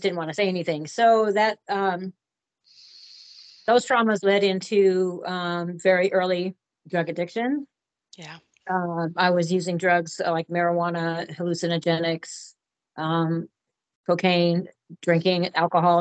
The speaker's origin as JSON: {"language": "English", "town": "Portland", "region": "Oregon", "country": "United States", "tie": "born or raised there", "said": "I was born and raised here in Portland, Oregon, to a middle-class family"}